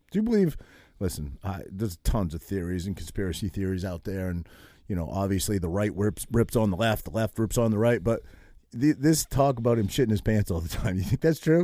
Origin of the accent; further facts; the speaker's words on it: New England, Maine, United States; now in New Jersey, United States; I grew up in New England